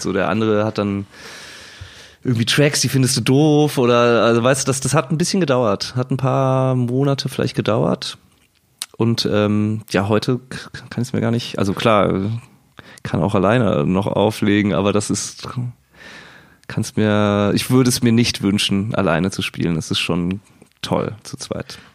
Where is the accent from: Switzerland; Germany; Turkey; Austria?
Germany; Cologne, North Rhine-Westphalia; now in Berlin, Germany; wir sind Kölsche Jungs